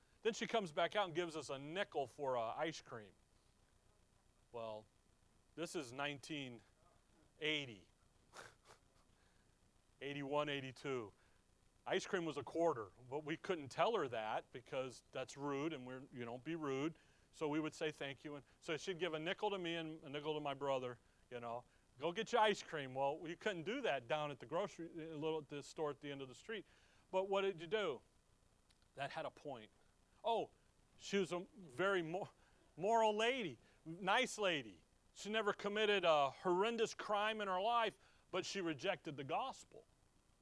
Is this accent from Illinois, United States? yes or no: yes; Chicago, Illinois, United States; When we were growing up in Chicago